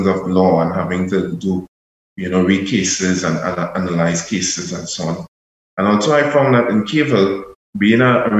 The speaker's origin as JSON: {"language": "English", "country": "Trinidad & Tobago", "said": "myself, as a Trinidadian national"}